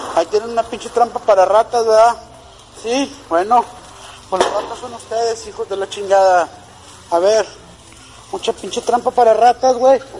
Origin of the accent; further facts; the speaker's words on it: Monterrey, Nuevo León, Mexico; Soy de Monterrey, Nuevo León